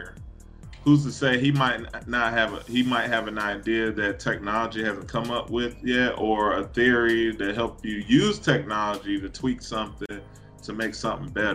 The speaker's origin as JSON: {"language": "English", "country": "United States", "said": "an American citizen"}